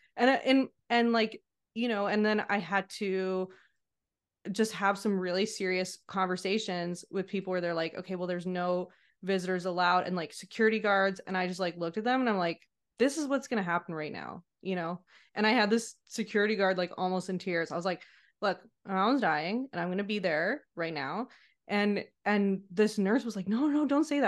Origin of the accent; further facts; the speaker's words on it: Montreal, Quebec, Canada; also born or lived in British Columbia; I grew up in Montreal, so that's where I returned to.